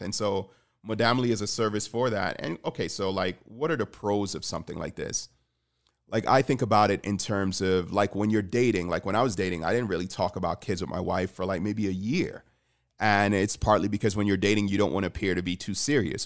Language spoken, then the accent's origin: English; Jamaica; I'm Jamaican, so I, I grew up in a community where I think only one of my friends growing up lived with his dad